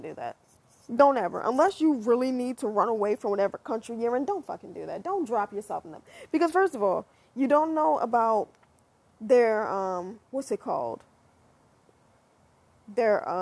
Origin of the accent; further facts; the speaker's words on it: United States; me as an American tries to learn another language